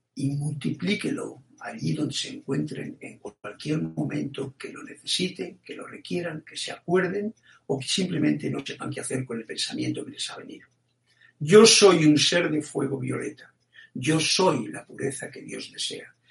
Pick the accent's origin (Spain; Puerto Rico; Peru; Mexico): Spain; born or raised there